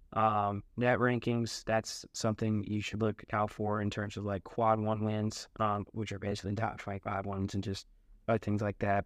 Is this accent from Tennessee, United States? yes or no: yes; Memphis, Tennessee, United States; I'm from Memphis